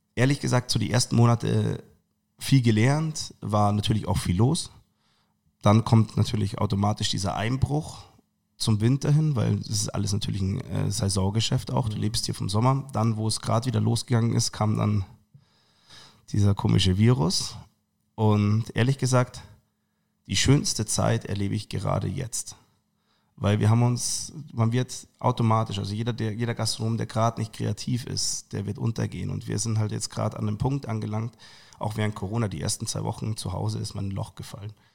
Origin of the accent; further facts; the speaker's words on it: Munich, Bavaria, Germany; Ich bin gebürtiger Perlacher